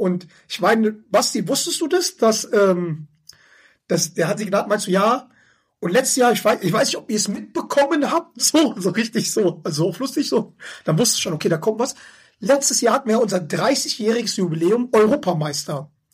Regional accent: Schwelm, North Rhine-Westphalia, Germany; Ich sag, Schwelm ist zwischen Wuppertal und Hagen

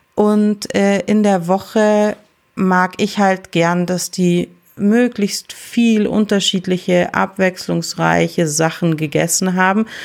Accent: Balderschwang, Bavaria, Germany; ich bin im Hotel aufgewachsen

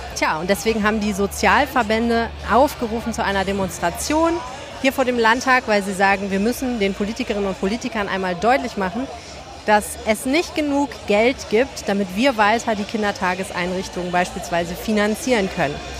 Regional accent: Hamburg, Germany; now in Düsseldorf, Germany; ich kenne das aus Hamburg, ich bin ja Hamburgerin

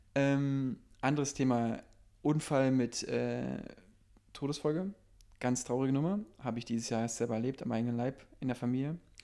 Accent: East Germany, Germany; ich bin Ossi

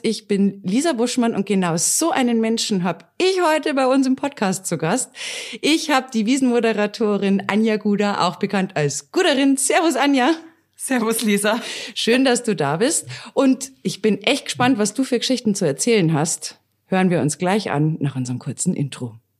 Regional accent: Bavaria, Germany; das gehört ja zu unseren bayerischen Traditionen mit dazu

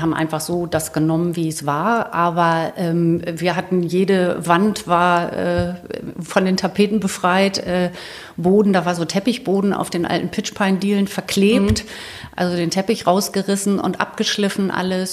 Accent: Celle, Lower Saxony, Germany; ich bin in Celle aufgewachsen

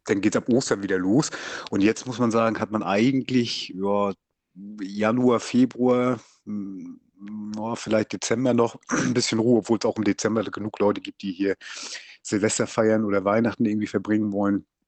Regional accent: Lübeck, Schleswig-Holstein, Germany; now in Fehmarn, Germany; ich bin gebürtiger äh, Lübecker und ja, wohne hier auf der Ostinsel

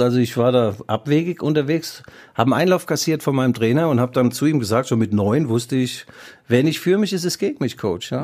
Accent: West Germany, Germany; ich bin Wessi

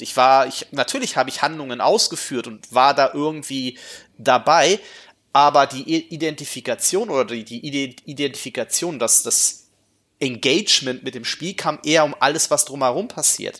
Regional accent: Gifhorn, Lower Saxony, Germany; das meine Heimatstadt war

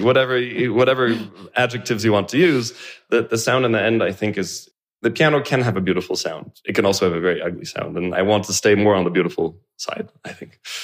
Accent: Canada; I was born in Canada

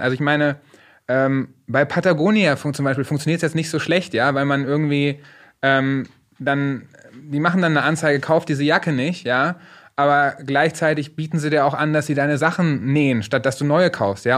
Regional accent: Paderborn-Detmold, North Rhine-Westphalia, Germany; Die Sparkasse Paderborn Detmold, wo ich aufgewachsen bin

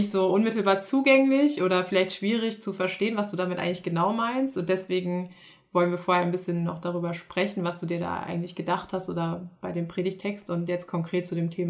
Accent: Halle, Saxony-Anhalt, Germany; Ich bin in Halle aufgewachsen.

